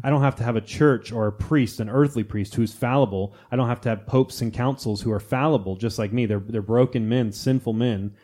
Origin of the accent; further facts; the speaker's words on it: United States; I'm American